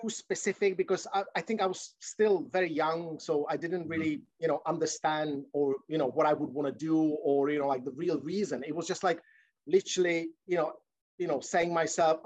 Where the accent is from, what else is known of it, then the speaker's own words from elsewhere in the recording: Czechia; now in United Kingdom; I'm from Czech Republic, and that, mm-hmm, time, you know, that was the post-communistic era